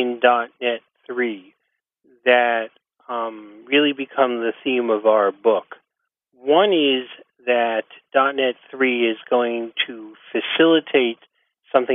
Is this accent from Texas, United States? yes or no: no; New York, United States; accent: New York; also born or lived in Boston suburbs; now in Boston, United States; I am currently in Boston suburbs. Originally, I'm from Brooklyn, and I talk like this